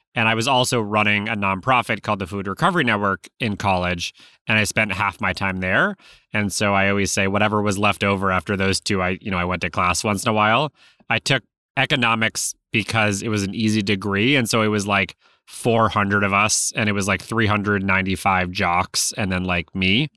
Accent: Newton, Massachusetts, United States; I grew up in Newton, Massachusetts, which is a suburb of Boston.

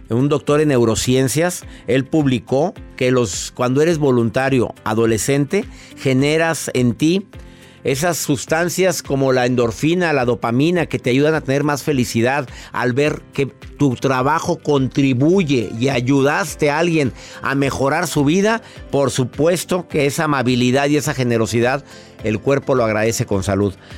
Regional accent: Monterrey, Nuevo León, Mexico; ser voluntario de Caritas Monterrey en mi ciudad donde yo nací durante tantos años

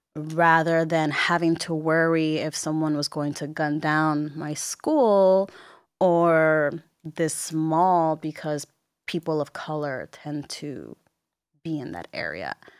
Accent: Bayamón, Puerto Rico; moved away as an adult; also born or lived in Miami; I was raised in Bayamon. I went to high school in Bayamon

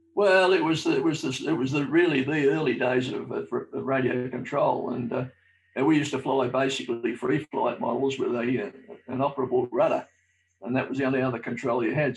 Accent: Melbourne, Victoria, Australia; I was born in South Melbourne, uh, not, not, not too far away from Albert Park

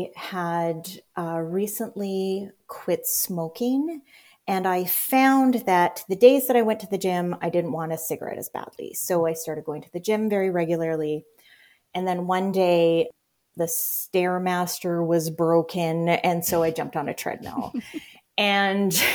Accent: Winnipeg area, Manitoba, Canada; I grew up in St. Patel, which is, I actually looked it up today. The house that I grew up in was about 5 miles, 8K from downtown.

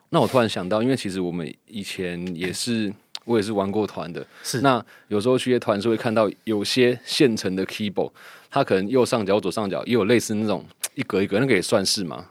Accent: Houli, Taichung, Taiwan; 我来自后里，刚好是一北一南

